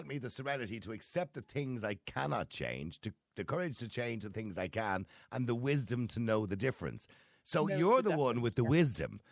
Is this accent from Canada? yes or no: no; Ireland; now in Northern Ireland, United Kingdom